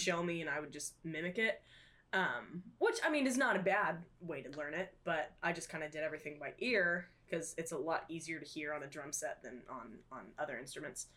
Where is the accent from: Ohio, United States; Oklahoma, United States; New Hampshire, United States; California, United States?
Oklahoma, United States; Tulsa area; I am from the Tulsa area, a little outside of Tulsa